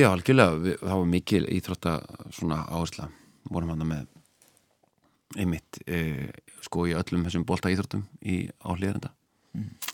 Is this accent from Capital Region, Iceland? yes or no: yes; Reykjavík, Capital Region, Iceland; also born or lived in Hlíðar, Reykjavík; ólst upp í Breðolti seljakverðinu og um, fluttist í hlýðarnar